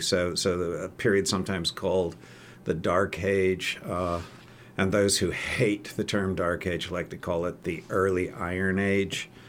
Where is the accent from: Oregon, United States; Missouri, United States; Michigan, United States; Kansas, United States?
Oregon, United States; I'm actually an Oregonian, at least I claim to be. I was uh, brought here at the ripe old age of two